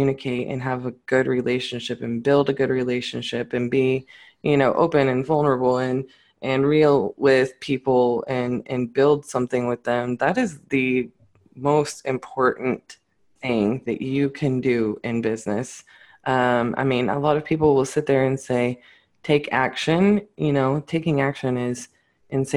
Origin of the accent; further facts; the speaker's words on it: Fort Worth, Texas, United States; I'm definitely from Fort Worth.